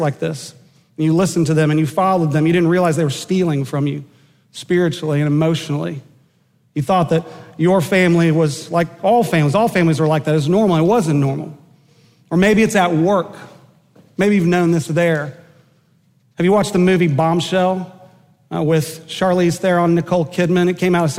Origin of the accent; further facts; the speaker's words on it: Enid, Oklahoma, United States; growing up in Enid, Oklahoma